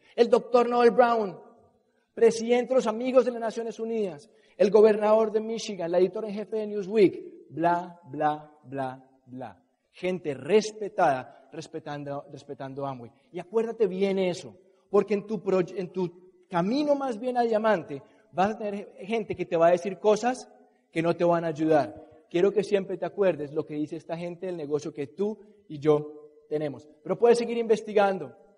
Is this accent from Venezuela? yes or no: no; Colombia; los colombianos, de donde yo soy